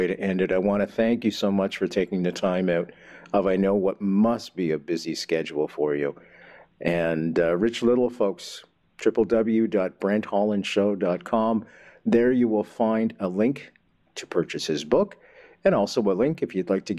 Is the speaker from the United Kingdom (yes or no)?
no; Montreal, Quebec, Canada; now in Kingston, Canada; I grew up in Montreal, and I now make Kingston my home.